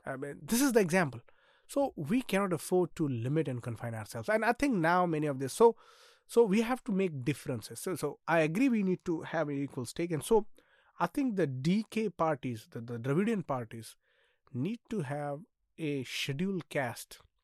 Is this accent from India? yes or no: yes; Nanded, Maharashtra, India; I come from Nanded, which is on the border